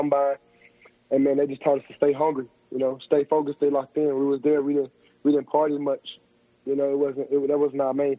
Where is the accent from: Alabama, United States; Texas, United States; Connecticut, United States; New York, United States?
Alabama, United States; Decatur; I'm from Decatur, Alabama, so it's about 2 hours from North Alabama.